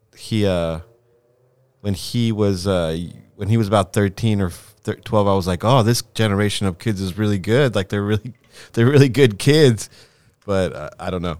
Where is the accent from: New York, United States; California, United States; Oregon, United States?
California, United States; Los Angeles; also born or lived in Lima, Peru; I came here when I was really young.